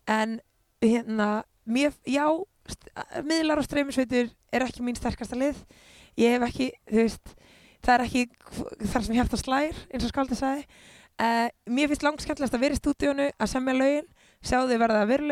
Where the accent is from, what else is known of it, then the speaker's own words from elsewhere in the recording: Iceland; ég er bara mjög ánað að fólk sé, fólk sé andum mig í heimalandi mínu og því ég elska Ísland svo mikið